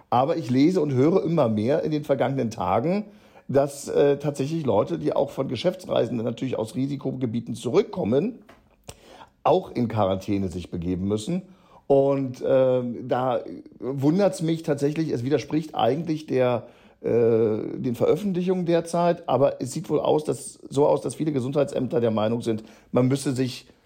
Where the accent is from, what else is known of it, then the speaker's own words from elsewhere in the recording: Berlin, Germany; obwohl ich als Berliner auch vom Beherbergungsverbot ja getroffen bin